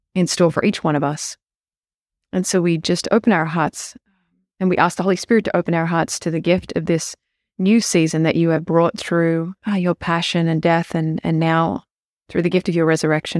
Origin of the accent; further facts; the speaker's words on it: Australia; moved away; I grew up in Australia